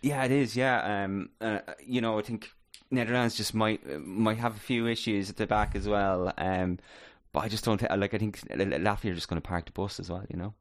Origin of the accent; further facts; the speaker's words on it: Ireland; we're obviously Irish